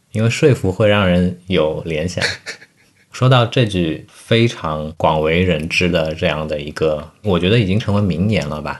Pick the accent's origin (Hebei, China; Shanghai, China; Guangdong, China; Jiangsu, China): Shanghai, China; 在我们上海这边的话，绝对不是个案